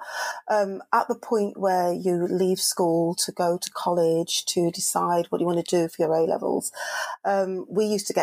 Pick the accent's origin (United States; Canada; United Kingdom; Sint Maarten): United Kingdom; Manchester, North West England; I'm a Mancunian from Manchester